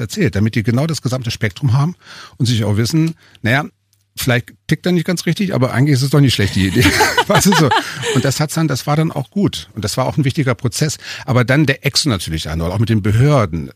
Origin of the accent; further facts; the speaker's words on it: Hanover, Lower Saxony, Germany; also born or lived in Berlin; now in Altmühltal, Germany; eigentlich bin ich ja Hannoveraner